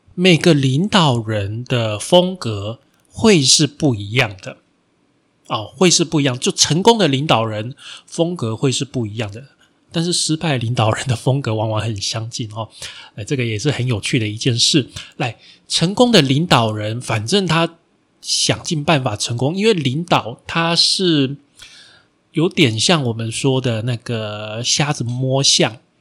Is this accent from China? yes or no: no; Taiwan; 我们台湾人在世界上出名的，哦，真正出名的第一家比较大型的公司